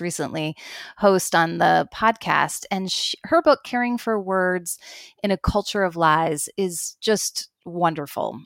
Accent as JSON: {"language": "English", "country": "United States", "moved": "as an adult", "lives_now": "Toronto, Canada", "said": "I'm an American"}